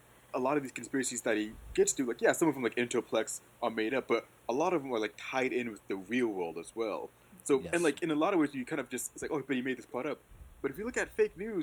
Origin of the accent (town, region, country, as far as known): Southern California, United States; born or raised there